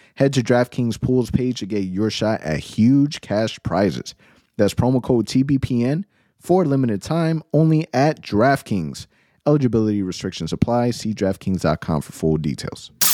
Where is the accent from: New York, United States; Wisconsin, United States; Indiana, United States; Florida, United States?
Florida, United States; Orlando; I was born and raised in Orlando